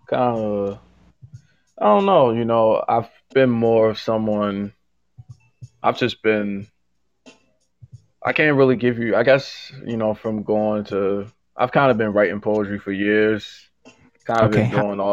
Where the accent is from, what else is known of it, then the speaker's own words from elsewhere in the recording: Baltimore, Maryland, United States; Born and raised in Baltimore